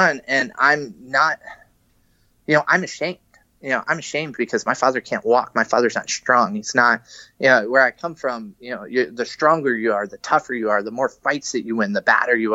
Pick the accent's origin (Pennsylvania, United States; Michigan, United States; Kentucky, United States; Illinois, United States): Kentucky, United States; also born or lived in Cincinnati; now in California, United States; I grew up on the East Coast. I grew up in Kentucky.